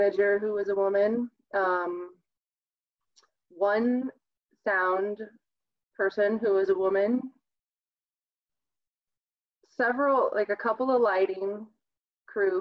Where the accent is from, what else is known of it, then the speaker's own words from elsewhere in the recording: southern Iowa, United States; moved away as an adult; now in Fort Collins, United States; I'm from southern Iowa originally